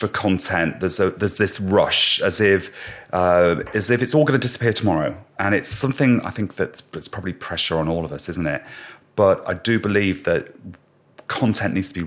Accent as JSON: {"language": "English", "country": "Ireland", "said": "I'm Irish"}